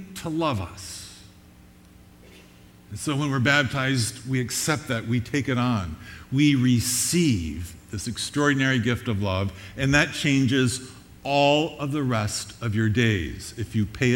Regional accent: Long Island, New York, United States; we were raised on Long Island in New York

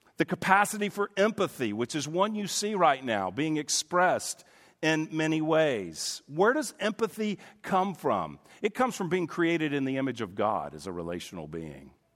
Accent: United States; I'm an American

